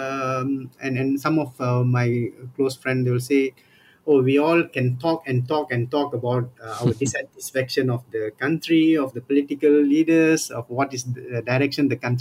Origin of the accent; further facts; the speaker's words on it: Johor Bahru, Johor, Malaysia; moved away as an adult; also born or lived in Kuala Lumpur; my hometown, Johor Bahru